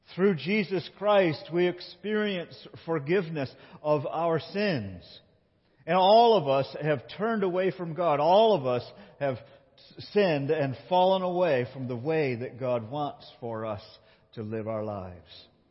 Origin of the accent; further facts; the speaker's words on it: Binghamton, New York, United States; I grew up in Binghamton, New York